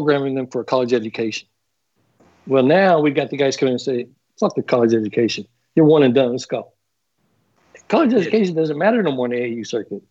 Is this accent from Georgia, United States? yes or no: no; California, United States; I was from California